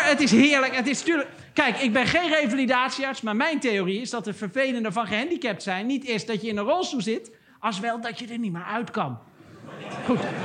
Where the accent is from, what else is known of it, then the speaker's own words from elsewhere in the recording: Maarn, Utrecht, Netherlands; also born or lived in Maarsbergen; mijn jeugd doorbracht in Maren en Maarsbergen, in, in dorpjes